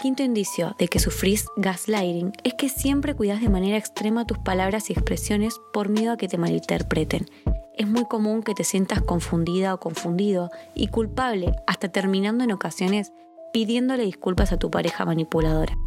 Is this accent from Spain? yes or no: yes; Andalusia, Spain; andaluza que cuento las cosas por mi cultura andaluza que me lo vivo muy intensamente.